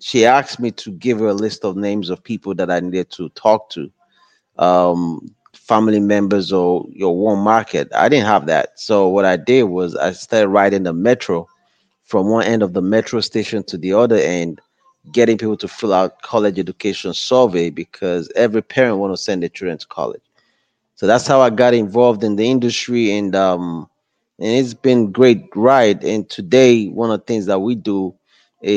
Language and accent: English; Nigeria; moved away as an adult; now in United States; I'm from West Africa, Nigeria, with just a high school diploma from Nigeria